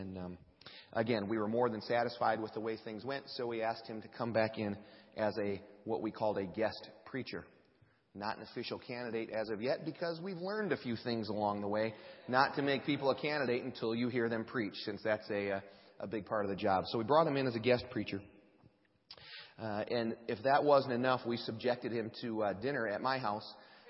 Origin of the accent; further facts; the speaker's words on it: Fishers, Indiana, United States; because Ben's from Batesville, and obviously we're from Fishers